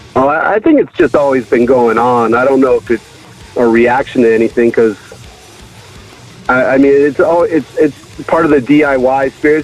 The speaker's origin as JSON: {"language": "English", "region": "Connecticut", "country": "United States", "tie": "born or raised there", "moved": "yes", "lives_now": "Pasadena, United States", "said": "I grew up on the East Coast."}